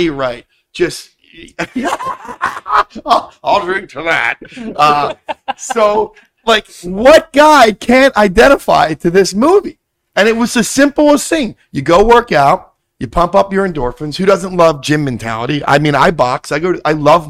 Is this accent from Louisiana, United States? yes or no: no; Philadelphia, Pennsylvania, United States; I'm from Philly.